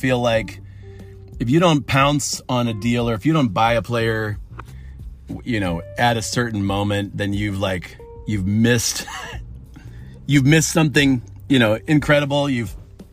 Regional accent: Erie, Pennsylvania, United States; I'm from Erie, PA

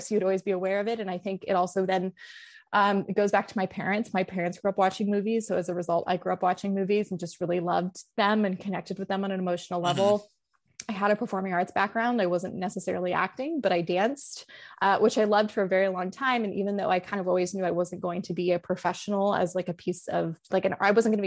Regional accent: Los Angeles, California, United States; I'm from Los Angeles, like literally born and raised like next to UCLA

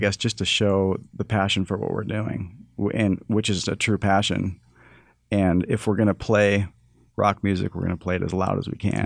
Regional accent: Toronto, Ontario, Canada; And he moved a family to Toronto, and that's where I was born in Canada.

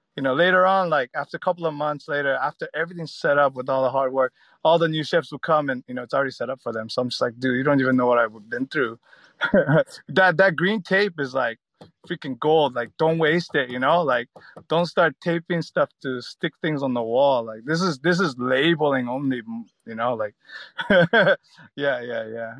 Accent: United States; moved away as an adult; also born or lived in San Francisco; now in Australia; growing up in America

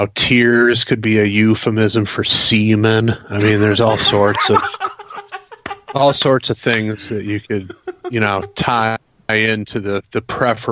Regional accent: Detroit, Michigan, United States; moved away as an adult; now in Chicago, United States; I live in Chicago now, but I was born in Detroit and lived in the Detroit area until I was like 24

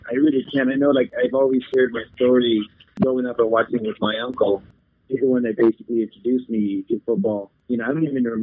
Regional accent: Tucson, Arizona, United States; also born or lived in Nogales; I'm from Tucson, Arizona. Been here for pretty much my whole life. I'm from Nogales actually, but I've uh, been in Tucson for like 15 years or so, so I'm pretty much from Tucson at this point.

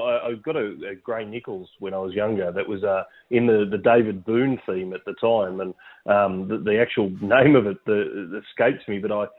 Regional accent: Wagga Wagga, New South Wales, Australia; moved away as an adult; also born or lived in Wollongong; now in Shellharbour, Australia; I grew up in Wagga before moving to here to Wollongong and then Shell Harbour. I moved here in 2008

